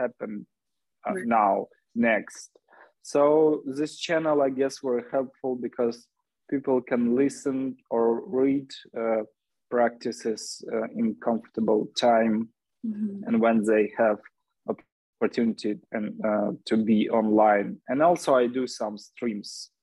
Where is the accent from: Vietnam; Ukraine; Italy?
Ukraine; Lviv, Lviv Oblast; also born or lived in Kyiv; I'm Ukrainian, and I'm from Lviv. I mean, I was born in Lviv, and then in my 20s, I moved to Kyiv, the capital of Ukraine. But now I'm back to Lviv also as a refugee, but I'm at least at my hometown.